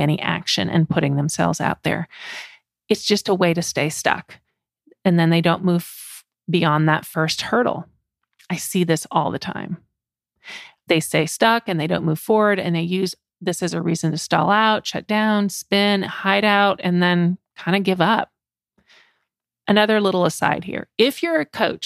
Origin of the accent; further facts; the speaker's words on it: Canada; I grew up in Canada. I speak French